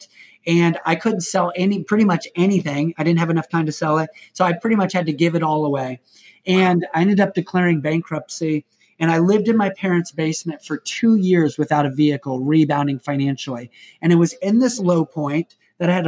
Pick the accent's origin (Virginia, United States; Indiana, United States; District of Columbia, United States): Indiana, United States; I'm from Indiana